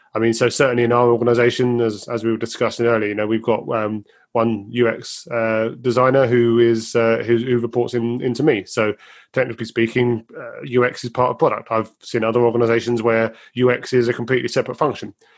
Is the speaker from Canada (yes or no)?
no; United Kingdom